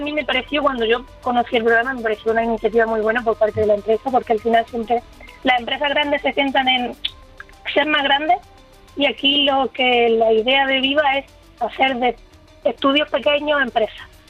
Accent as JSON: {"language": "Spanish", "town": "Jaén", "region": "Andalusia", "country": "Spain", "lives_now": "Seville, Spain", "said": "yo soy de Jaén"}